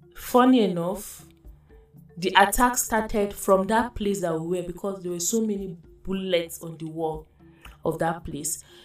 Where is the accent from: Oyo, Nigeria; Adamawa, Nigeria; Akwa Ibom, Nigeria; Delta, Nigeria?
Adamawa, Nigeria; I'm from Adamawa State. I'm Baza by tribe